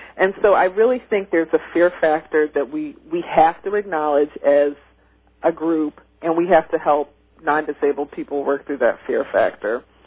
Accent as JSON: {"language": "English", "region": "Midwest", "country": "United States", "tie": "born or raised there", "said": "when I was growing up in the Midwest"}